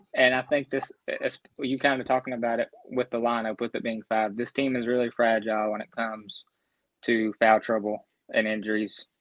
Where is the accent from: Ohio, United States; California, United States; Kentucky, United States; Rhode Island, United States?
Kentucky, United States; Grayson County, Central; accent: southern; I'm from Central Kentucky, a place called Grayson County, oh, um, about 30 minutes from E Town, an hour from Louisville